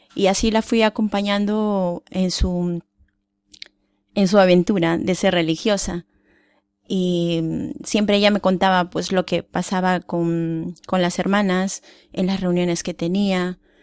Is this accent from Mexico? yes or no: no; Peru; moved away; yo soy de Perú